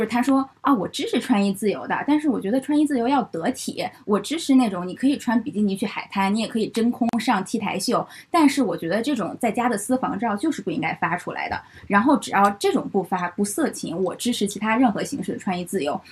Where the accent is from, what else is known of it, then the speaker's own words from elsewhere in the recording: Beijing, China; 我是北京的